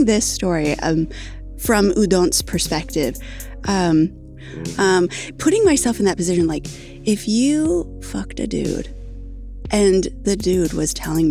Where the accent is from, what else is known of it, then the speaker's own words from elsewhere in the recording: United States; I'm American